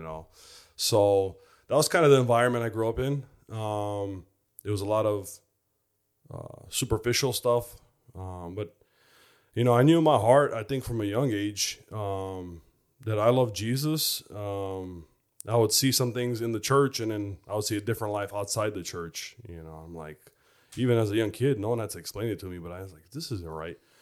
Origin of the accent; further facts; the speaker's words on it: Chicago, Illinois, United States; I grew up in Chicago